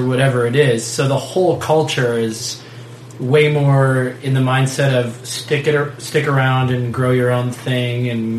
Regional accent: Fremont, Ohio, United States; now in Tucson, United States; I'm from Fremont.

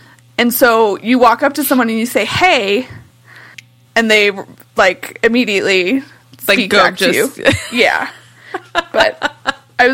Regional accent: United States; accent: American; Some would catch my American accent and just immediately switch over to English, and some would stay to German because I fooled them. However, I know no Swedish, like none.

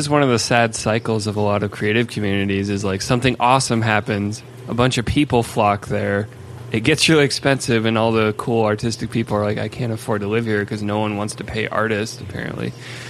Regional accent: Toledo, Ohio, United States; now in Denver, United States; I'm from Northwest Ohio, so like Toledo area.

